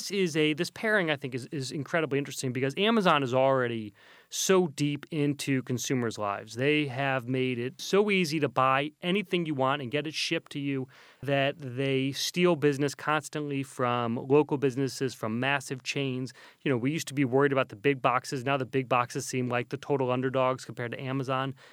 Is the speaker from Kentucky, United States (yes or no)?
yes; Kentucky, United States; now in New York City, United States; We grew up in Kentucky, uh, surrounded by business, I would say, well, surrounded by horses and business. and bourbon. And we uh, both live in New York City.